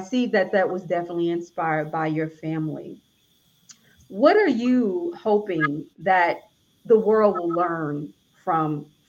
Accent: Alabama, United States; I'm from Alabama

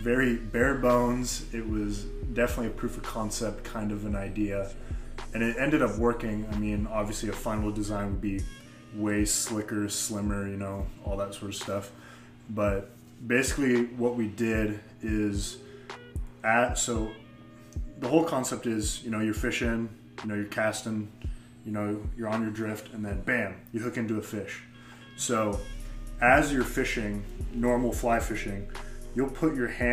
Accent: Damascus, Oregon, United States; growing up in Damascus, we just ride our bikes up and down our hill

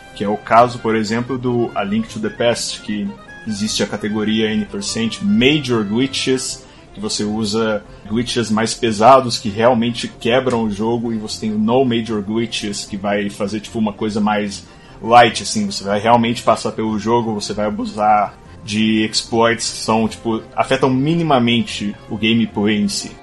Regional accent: Belo Horizonte, Minas Gerais, Brazil; sou de Belo Horizonte

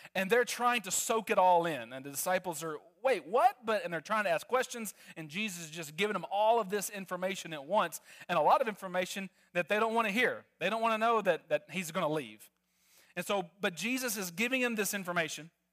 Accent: Arkansas, United States; moved away; also born or lived in Netherlands; I'm originally from Arkansas

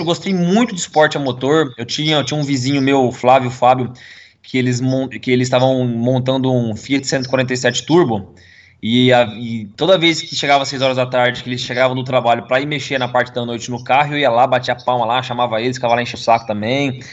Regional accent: Londrina, Paraná, Brazil; a gente mudou da onde eu nasci, né, na casa que eu nasci, para uma uhum. casa que era duas ruas para baixo do autódromo de, daqui de Londrina

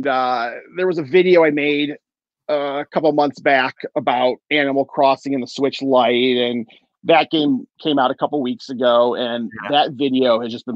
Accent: Michigan, United States; I'm from Michigan. I'm right outside of Detroit

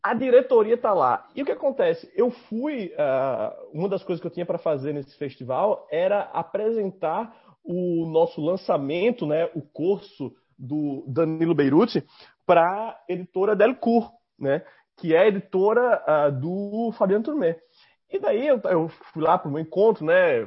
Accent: Northeast Region, Brazil; accent: nordestino; tem um sotaque tão nordestino quanto o meu

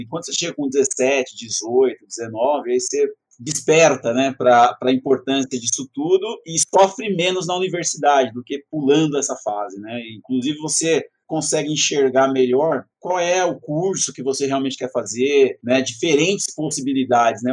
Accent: Itaquaquecetuba, São Paulo, Brazil; Sou de Itacoaxetuba, estudei desde a primeira série na escola Homero Fernando Milano até o terceiro ano do colégio

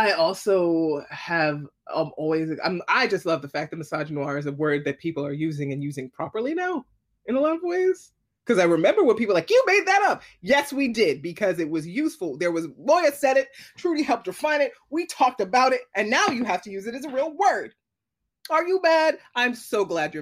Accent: New York City, New York, United States; I'm a New Yorker

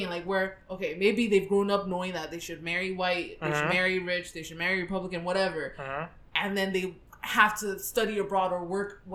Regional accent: Nigeria; as a Nigerian

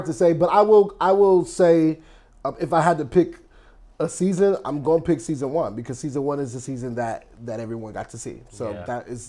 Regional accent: Grand Rapids, Michigan, United States; me and Jarrell are both from Michigan. He's from Detroit. I'm from Grand Rapids, Michigan.

